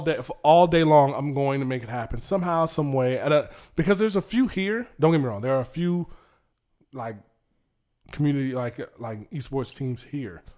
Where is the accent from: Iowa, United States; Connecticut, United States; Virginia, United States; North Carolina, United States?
Virginia, United States; Suffolk; also born or lived in Maryland; I was born in Maryland, but raised in Suffolk